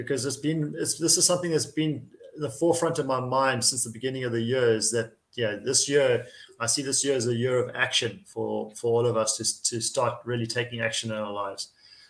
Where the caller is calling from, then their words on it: Szentendre, Pest, Hungary; coming to you from Szentendre in Hungary, Central Europe